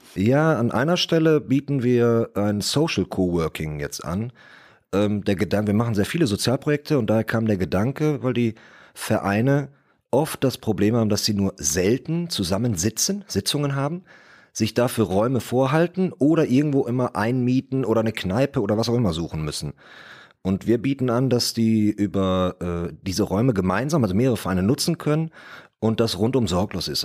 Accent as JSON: {"language": "German", "town": "Bottrop", "region": "North Rhine-Westphalia", "country": "Germany", "tie": "born or raised there", "said": "Ich komme aus Bottrop, bin also bin auch hier geboren, komme also aus der Region"}